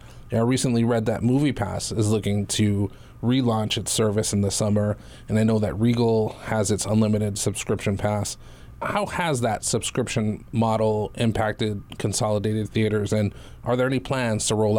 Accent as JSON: {"language": "English", "town": "Waimea", "region": "Hawaii", "country": "United States", "tie": "born or raised there", "moved": "yes", "lives_now": "Aiea, United States", "said": "I grew up on the Big Island. I grew up in Waimea, so I had to drive an hour to Kona or Hilo to go to the movies. But now I live in Aiea"}